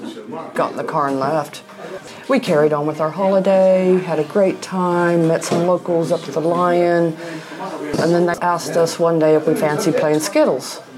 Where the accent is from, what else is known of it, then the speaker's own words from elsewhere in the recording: Kansas, United States; also born or lived in Sharpsburg, Georgia / Atlanta, Georgia; now in Draycott, United Kingdom; I'm originally from Kansas